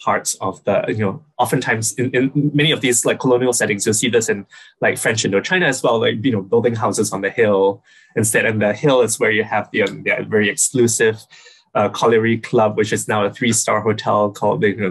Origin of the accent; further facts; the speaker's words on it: Singapore; now in United States; I'm from Singapore, which is small island country